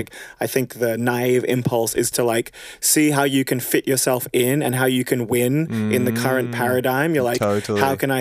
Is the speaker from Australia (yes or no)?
yes; Australia; an Australian dude